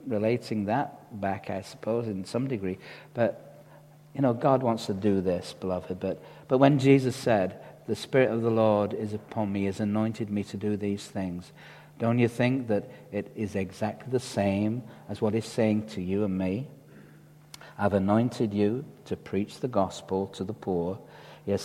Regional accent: Dewsbury, Yorkshire and the Humber, United Kingdom; where do you come from? We used to say, well, Dewsbury

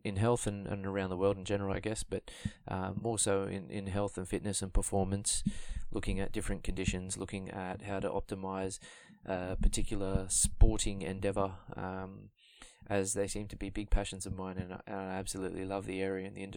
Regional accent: Sydney, New South Wales, Australia; I was born and raised in Australia

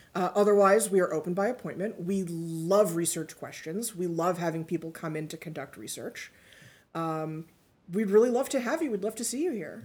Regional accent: New York City, New York, United States; moved away as an adult; also born or lived in Greenwich, Connecticut; I grew up in New York City, pretty nearby, but I wound up in Greenwich

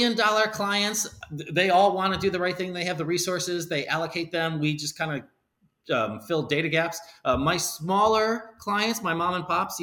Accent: Palos Heights, Illinois, United States; now in Arizona, United States; Born and raised in Chicago

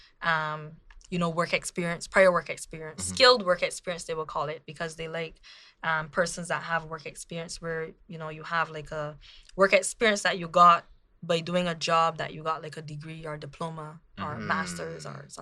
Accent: Barbados; moved away as an adult; also born or lived in Toronto, Canada; now in Canada; I came home for a year, worked

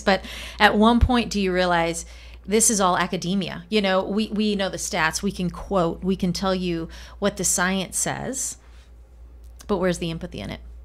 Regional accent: Colombia; first language Spanish; English is a second language; moved away; I grew up in Colombia, grew up speaking Spanish, not English.

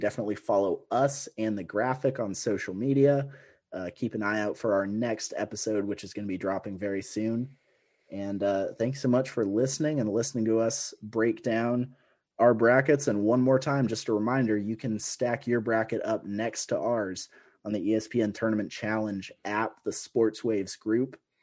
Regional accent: Washington, United States; I'm from Washington State, as you know. I'm on the other side of the mountains of Spokane.

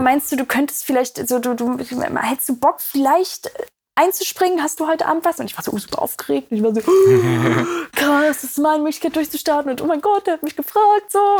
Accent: Magdeburg, Saxony-Anhalt, Germany; Ich komme aus Magdeburg, das ist ja im Osten

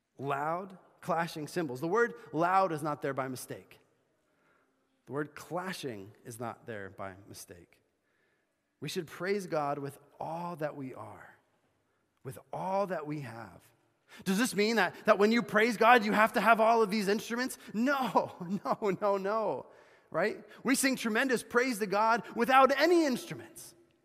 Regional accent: Bolivia; But I remember hearing someone playing the saw when I was growing up in Bolivia.

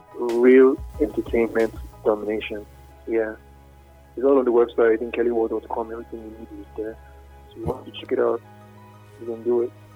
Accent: Nigeria; I'm Nigerian. Yeah, my roots

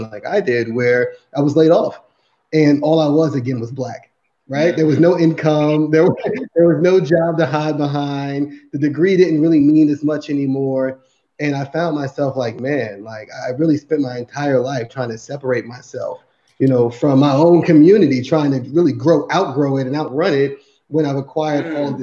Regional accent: Newark, New Jersey, United States; I grew up in the South Side of Newark, New Jersey

